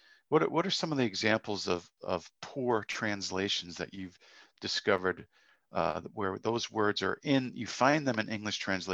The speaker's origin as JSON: {"language": "English", "region": "New England", "country": "United States", "tie": "born or raised there", "said": "Now, see, I didn't grow up in the Bible Belt. I grew up in New England, and we definitely had conservative Christianity in New England."}